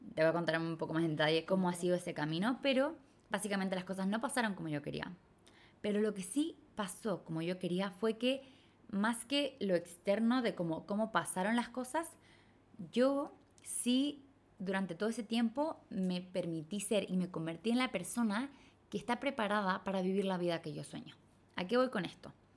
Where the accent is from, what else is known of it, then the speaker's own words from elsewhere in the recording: Chile; moved away as an adult; crecí y viví toda mi vida en Latinoamérica, en Chile